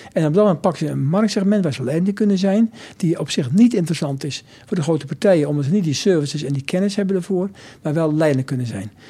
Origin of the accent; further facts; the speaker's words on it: Nijmegen, Gelderland, Netherlands; also born or lived in near Arnhem; ik ben in Nijmegen opgegroeid